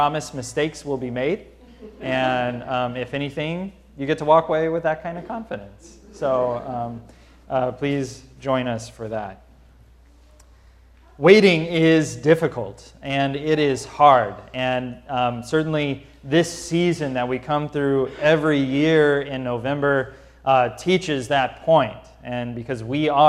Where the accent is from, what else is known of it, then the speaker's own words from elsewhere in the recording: St. Louis, Missouri, United States; as a kid, growing up in Missouri